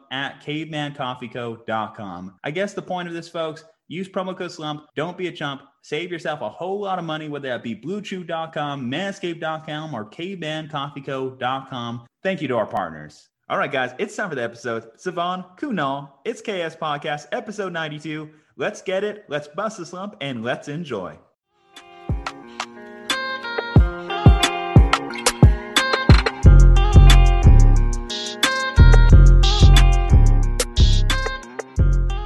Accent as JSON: {"language": "English", "town": "Albuquerque", "region": "New Mexico", "country": "United States", "said": "We're from Albuquerque, New Mexico"}